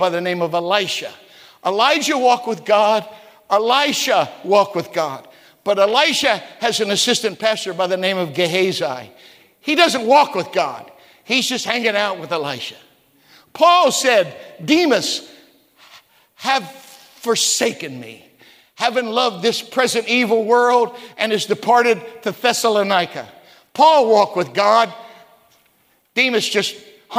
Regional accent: West Virginia, United States; moved away; also born or lived in Okinawa; I was a hillbilly from West Virginia

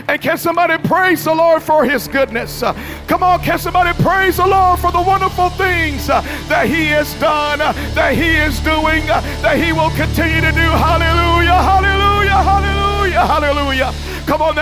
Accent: Memphis, Tennessee, United States; I grew up in Memphis, Tennessee, in a drug-infested, gang-infested apartment.

